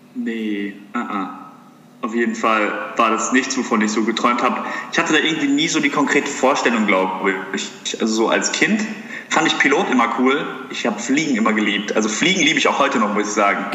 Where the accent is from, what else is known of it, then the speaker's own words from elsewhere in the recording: Heppenheim, Hesse, Germany; ich bin ursprünglich geboren in Heppenheim. Das ist hier die Gegend um Darmstadt rum